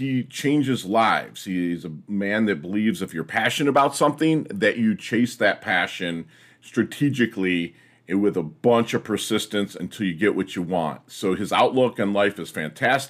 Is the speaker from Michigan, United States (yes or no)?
yes; Plymouth, Michigan, United States; I grew up in Plymouth, Michigan